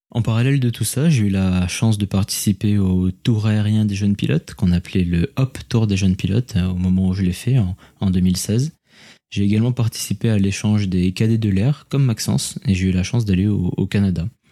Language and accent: French; Senegal; moved away as an adult; also born or lived in Toulouse; Je suis né et j'ai grandi au Sénégal